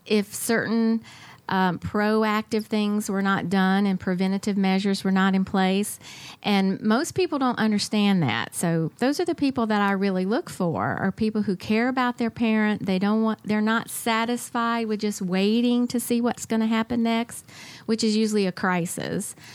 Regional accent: Atlanta, Georgia, United States; I grew up in the Atlanta area

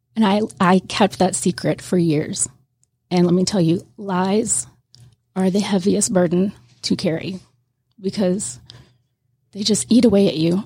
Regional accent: Pascagoula, Mississippi, United States; moved away as an adult; now in Georgia, United States; I'm from Miss, Pascagoula, Mississippi, right on the Gulf Coast, and I was born and raised there

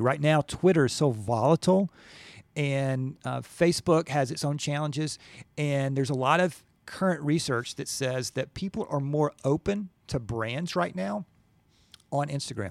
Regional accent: Gwinnett, Georgia, United States; I'm from Gwinnett, went to Norcross High School

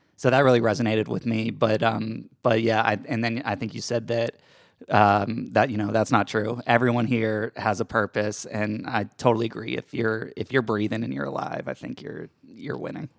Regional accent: Georgia, United States; moved away as an adult; also born or lived in Brooklyn, New York City; I grew up in Georgia, spent my, all my life here

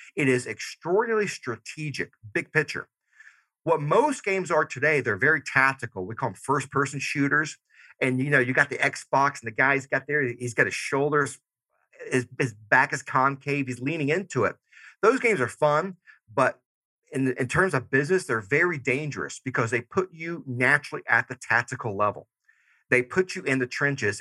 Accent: Georgia, United States; moved away; I'm originally from Georgia. So I still say y'all and dog

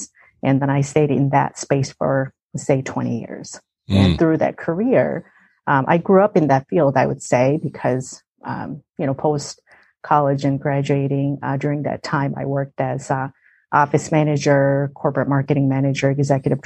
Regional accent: South Korea; moved away as an adult; now in United States; I grew up in South Korea

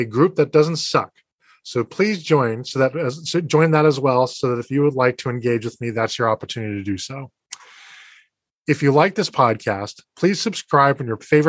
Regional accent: Boston, Massachusetts, United States; based in my hometown of Boston, Massachusetts

